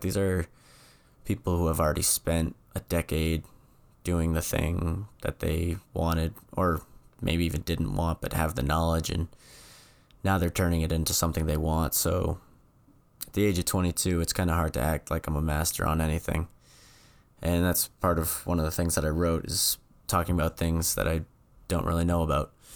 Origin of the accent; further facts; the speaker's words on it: New England, United States; moved away; I'm from New England.